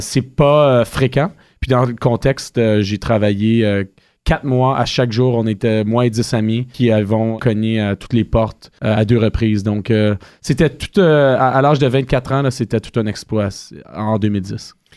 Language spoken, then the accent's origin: French; Ottawa, Ontario, Canada; Je suis un petit gars de la Côte de Sable. J'ai grandi à quelques mètres de l'Université d'Ottawa.